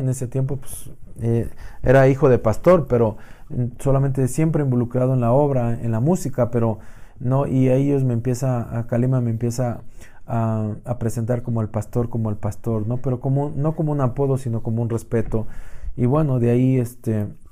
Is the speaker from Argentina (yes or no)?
no; Mexico; como mexicano, el poder representar a tu país